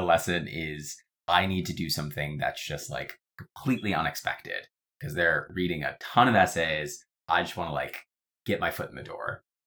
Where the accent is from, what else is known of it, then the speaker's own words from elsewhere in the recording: Atlanta, Georgia, United States; now in New York, United States; am from Atlanta, Georgia originally. I live in New York today